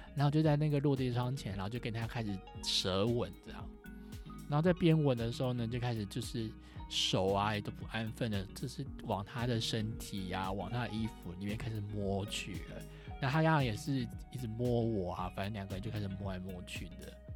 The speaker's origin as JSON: {"language": "Chinese", "country": "Taiwan", "tie": "born or raised there", "said": "我就是一个土生土长的台湾人，我又不是英国人"}